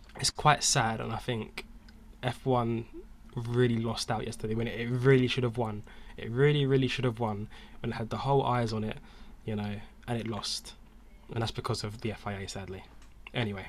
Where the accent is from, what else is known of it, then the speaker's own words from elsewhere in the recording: United Kingdom; we're British